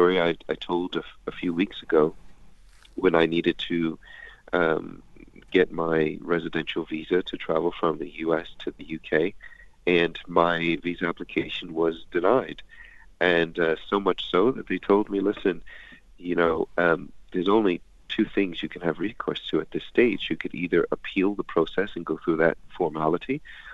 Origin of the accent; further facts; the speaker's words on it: United States; I'm American